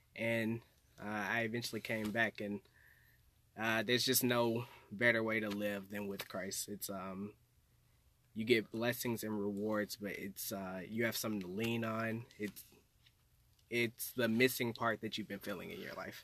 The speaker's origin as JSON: {"language": "English", "town": "Little Rock", "region": "Arkansas", "country": "United States", "tie": "born or raised there", "said": "from Arkansas. Uh, grew up there all my life"}